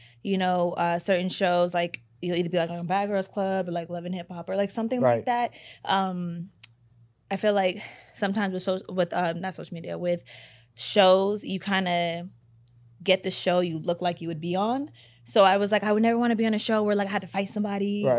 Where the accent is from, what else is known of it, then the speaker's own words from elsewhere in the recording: Waterbury, Connecticut, United States; also born or lived in Bay Area, California; now in Los Angeles, United States; I'm originally from Waterbury, Connecticut